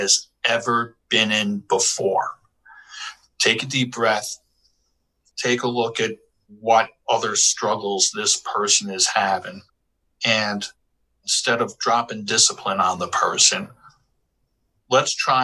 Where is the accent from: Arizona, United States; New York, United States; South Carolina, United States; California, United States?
New York, United States; New York City; also born or lived in Bronx; I grew up in Washington Heights, in the Washington Heights section of Manhattan